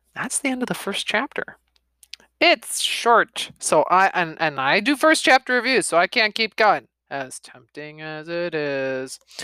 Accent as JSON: {"language": "English", "country": "United States", "said": "I'm American"}